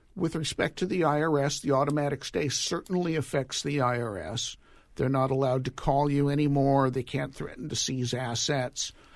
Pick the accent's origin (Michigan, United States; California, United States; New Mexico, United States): California, United States; Los Angeles; My hometown, Woodland Hills, California